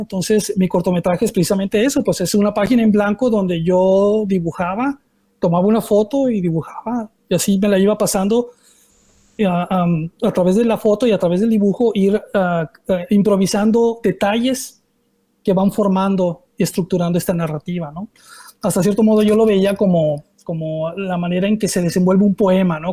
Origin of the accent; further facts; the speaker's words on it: Mexico; me presento como un artista mexicano